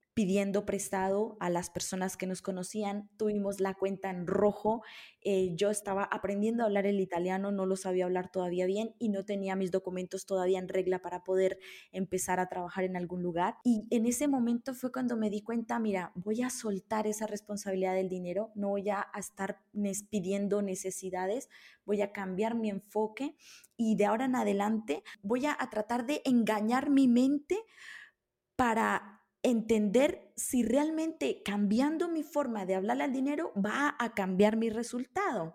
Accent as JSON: {"language": "Spanish", "country": "Colombia", "tie": "born or raised there", "also_born_or_lived": "Italy", "moved": "yes", "said": "yo, nací en Colombia"}